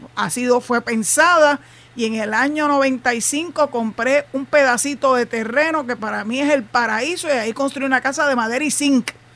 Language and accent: Spanish; Puerto Rico; yo soy boricua